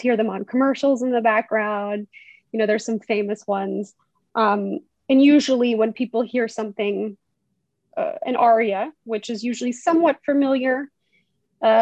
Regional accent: Conway, Arkansas, United States; moved away as an adult; now in Germany; So I did most of my growing up in Conway, you know, middle school, junior high school, and then of course, college at UCA.

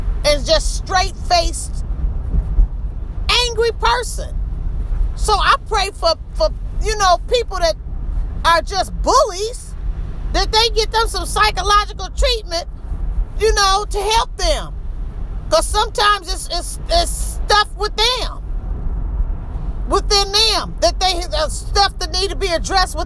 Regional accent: Illinois, United States; moved away; I come from Illinois

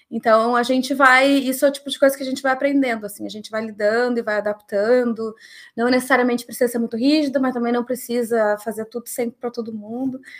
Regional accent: Rio Grande do Sul, Brazil; como eu sou gaúcha, eu vou dizer uma baita antecedência.

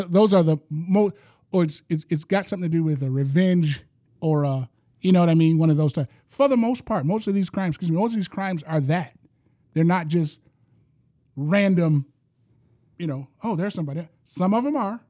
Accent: Detroit, Michigan, United States; I'm from Detroit, East Side

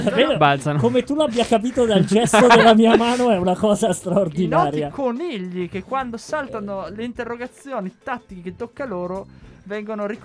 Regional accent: Lombardy, Italy; E lo dico letto, con ecco, onore perché, perché anche io vengo dalla stessa valle.

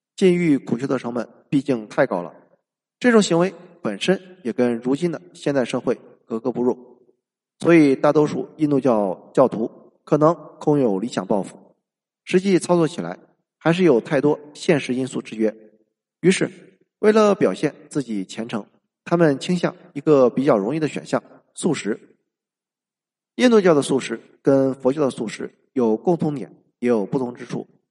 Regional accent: China; 而我们中国人孔子的思想是一个人

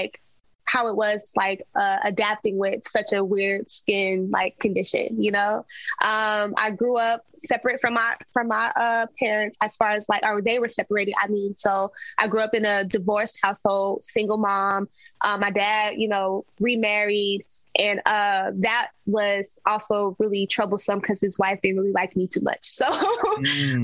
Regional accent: Las Vegas, Nevada, United States; I'm born and raised in Las Vegas

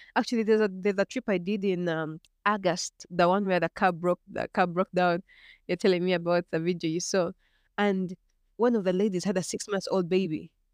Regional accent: Uganda; I'm from Uganda.

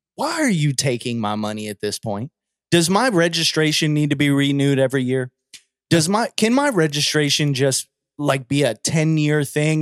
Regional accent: United States; we're American

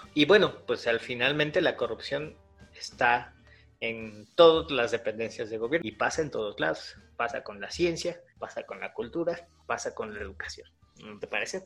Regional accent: Coapa, Mexico City, Mexico; mi nación, de Cuapa

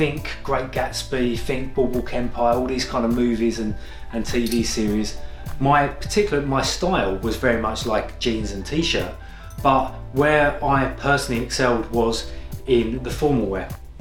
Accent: Kent, South East England, United Kingdom; moved away as an adult; also born or lived in Whitechapel, London / Clapham, London; now in London, United Kingdom; I was born in East London, Whitechapel. My family then moved to Kent and I grew up in Kent.

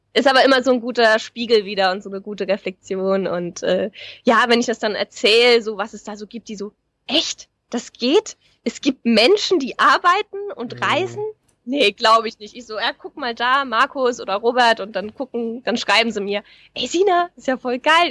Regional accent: Saarland, Germany; moved away; also born or lived in Black Forest / Hamburg; ich komme aus dem Saarland

